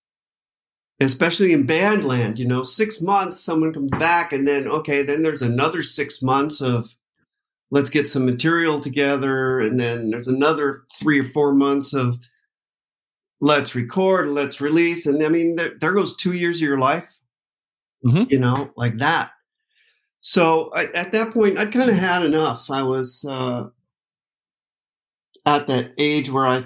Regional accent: Renton, Washington, United States; also born or lived in Tacoma; I was born in Renton. I went to Renton High School. I was raised up in a place called Skyway, which is technically Seattle, but it's close to Renton.

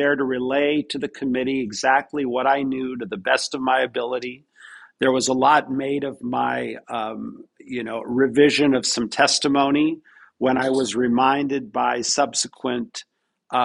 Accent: Pacific Northwest, United States; I'm originally from the Pacific Northwest, which is a very progressive

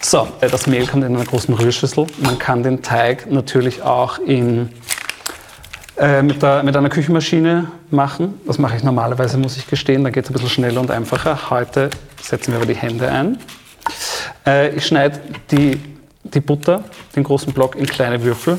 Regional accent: Steyr, Upper Austria, Austria; moved away; Ich komme aus Oberösterreich, aus dem kleinen Städtchen Steyr.

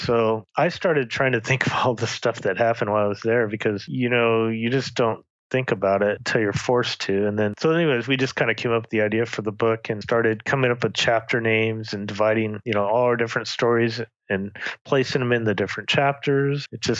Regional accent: St. George, Utah, United States; my wife bought your book and I'm from St. George and he's from the same city.

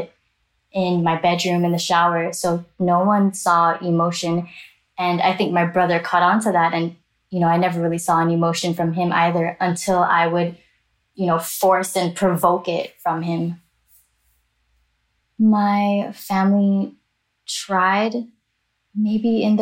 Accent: Miami, Florida, United States; I am Chinese Jamaican American. I grew up in Miami, Florida, and back and forth to Jamaica, summers, holidays

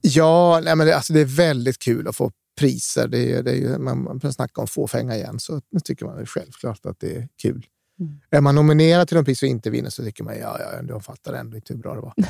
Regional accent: Skellefteå, Västerbotten County, Sweden; now in Stockholm, Sweden; Jag är ju uppvuxen själv i Skellefteå

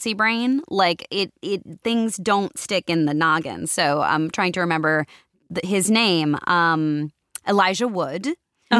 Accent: Connecticut, United States; moved away as an adult; now in California, United States; I'm from Connecticut, but my family moved out to California back in 99

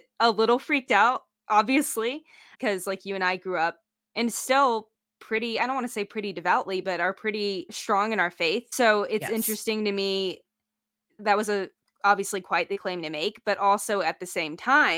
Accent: the South, United States; I was born in the South, literally in the butt crack of the Bible Belt

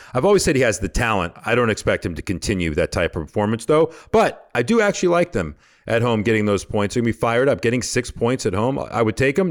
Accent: Georgia, United States; I'm from Georgia

